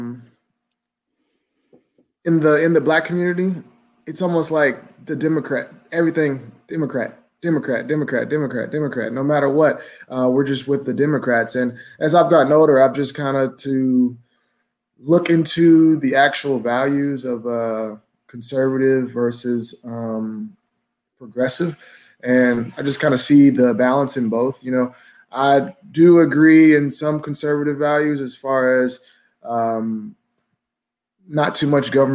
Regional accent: Kentucky, United States; I'm from Kentucky

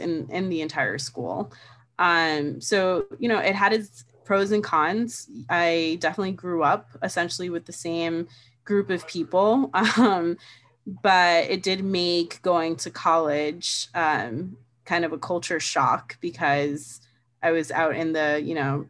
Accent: New York City, New York, United States; I was born and raised in New York City. I still live in New York City

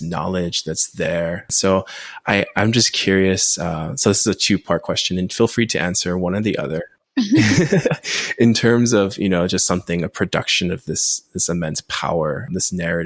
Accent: Oahu, Hawaii, United States; I was born and raised here in Hawaii on Oahu, but my ancestors do not come from this land.

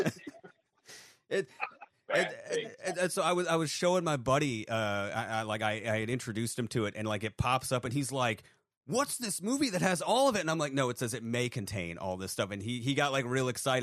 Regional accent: Maine, United States; I I grew up in Maine.

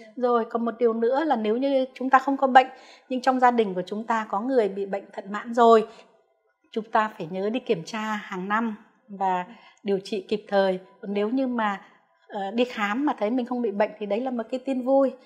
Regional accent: Vietnam

